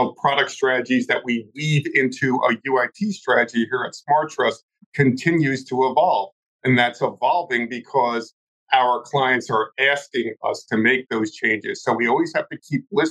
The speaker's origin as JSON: {"language": "English", "region": "New Jersey", "country": "United States", "tie": "born or raised there", "said": "my hometown in New Jersey"}